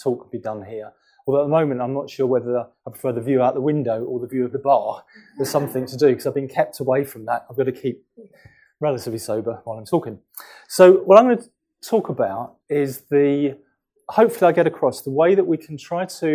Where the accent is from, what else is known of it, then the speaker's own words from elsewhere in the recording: London, United Kingdom; I'm from London. I'm from North London, Wood Green, which is near Tottenham.